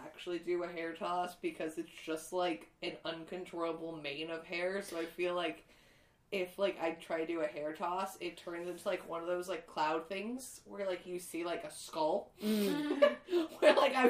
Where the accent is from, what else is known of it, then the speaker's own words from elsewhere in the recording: Los Angeles, California, United States; growing up in LA, which is a lot of Asian culture and a lot of white culture